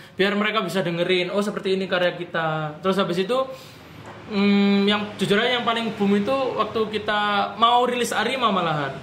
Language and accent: Indonesian; Surabaya, East Java, Indonesia; Surabaya of course karena itu kotaku